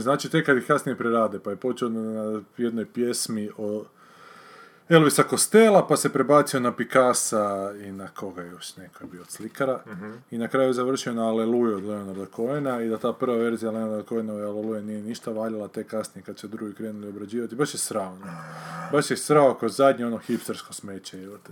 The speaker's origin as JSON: {"language": "Croatian", "town": "Varaždin", "region": "Varaždin County", "country": "Croatia", "tie": "born or raised there", "said": "sam gledao kao mali u Varaždinu, u kinu"}